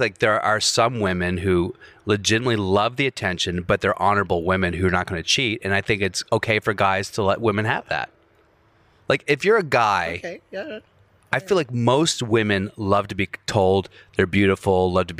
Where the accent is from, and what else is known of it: Virginia, United States